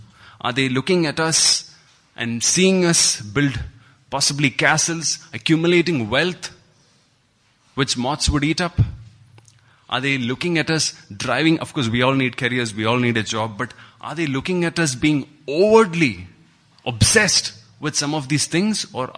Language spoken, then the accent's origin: English; Kuwait; Christy is John's brother, and we grew up together in Kuwait.